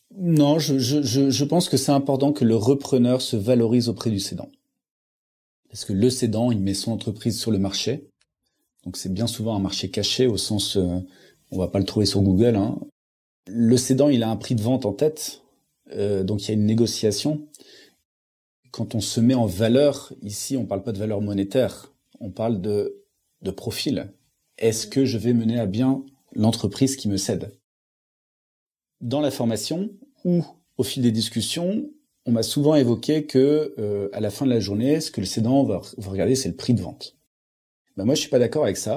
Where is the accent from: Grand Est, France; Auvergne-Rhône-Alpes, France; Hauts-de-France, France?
Hauts-de-France, France; Lille; je viens de Lille